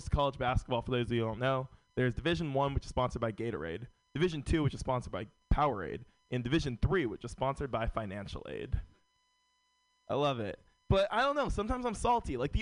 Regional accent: San Francisco, California, United States; Born and raised in San Francisco

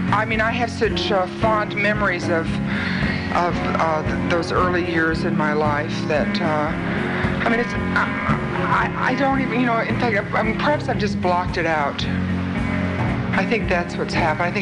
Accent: Detroit, Michigan, United States; I grew up in Detroit in a great old apartment house, see, with so many different kinds of people

